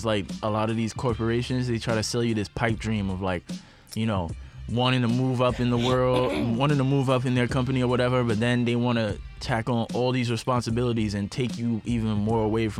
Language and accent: English; New York, United States; If there's two things that will stress you out more than anything else being a New Yorker, it's like, really trying to find a place to live and trying to find a fucking job.